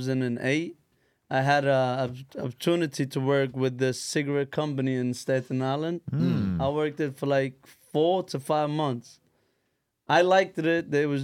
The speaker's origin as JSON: {"language": "English", "country": "Yemen", "moved": "yes", "lives_now": "United States", "said": "I'm from Yemen."}